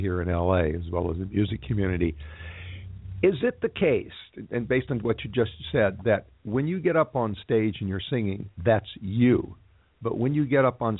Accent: Texas, United States; a native Texan who actually spent his early childhood in one of those small towns

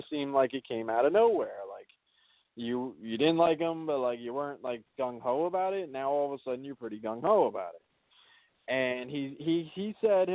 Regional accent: New Jersey, United States; I'm from Jersey

